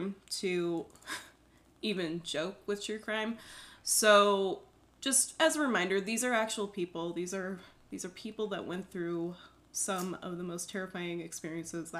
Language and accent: English; Loveland, Colorado, United States; I grew up in Loveland, Colorado